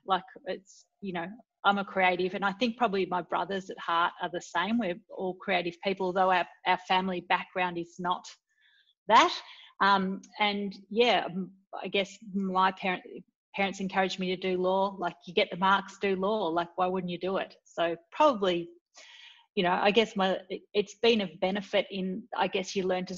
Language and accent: English; Scotland, United Kingdom; My background is I was born in Scotland